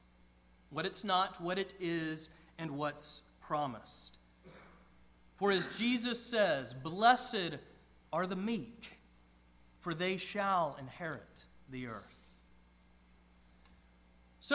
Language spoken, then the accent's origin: English; Georgia, United States; I grew up in Georgia